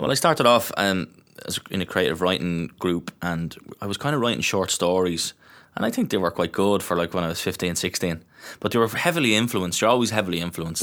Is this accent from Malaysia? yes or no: no; Dublin, Leinster, Ireland; I'm from Tala, I'm from Glenview